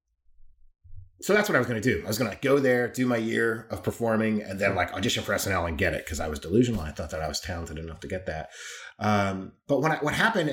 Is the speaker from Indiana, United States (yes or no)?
no; Claremont, California, United States; moved away as an adult; also born or lived in Amsterdam, Netherlands; now in London, United Kingdom; I grew up in a city called Claremont, which is, you know, 20 miles east of Los Angeles